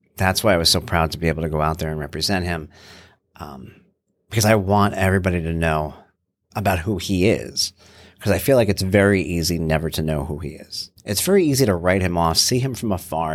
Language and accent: English; New York, United States; I'm from New York